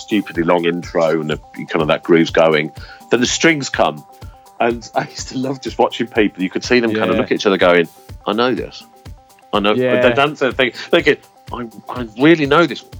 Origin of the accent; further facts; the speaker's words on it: Yorkshire and the Humber, United Kingdom; I'm from Yorkshire, so I like the pub